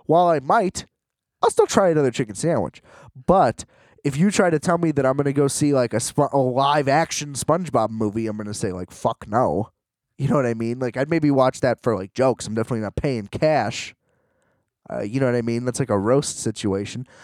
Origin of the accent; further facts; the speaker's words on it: United States; being American